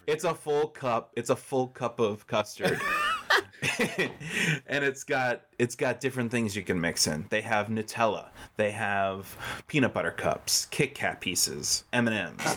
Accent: New Jersey, United States; growing up in New Jersey

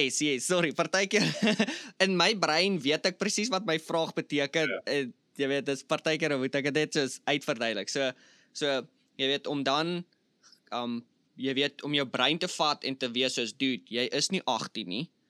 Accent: South Africa; moved away; ek's van Suid-Afrika.

